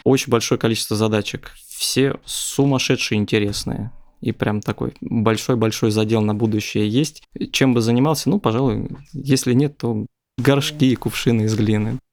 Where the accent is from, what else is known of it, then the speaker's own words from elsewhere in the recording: Lipetsk, Lipetsk Oblast, Russia; moved away as an adult; now in Moscow, Russia; Я родом из Липецка, отучился в техническом университете, успешно поиграл в КВН потом поехал покорять Москву